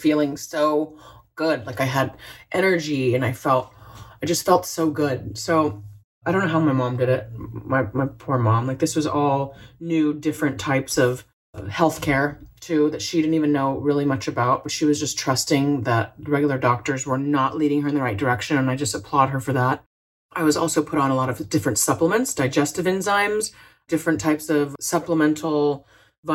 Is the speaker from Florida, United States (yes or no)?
yes; Florida, United States; I grew up in Florida, so we had Citrus City in our backyard